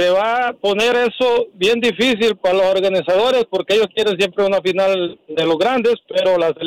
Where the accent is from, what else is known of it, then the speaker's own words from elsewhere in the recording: El Salvador; Yo soy salvadoreño y no porque sea salvadoreño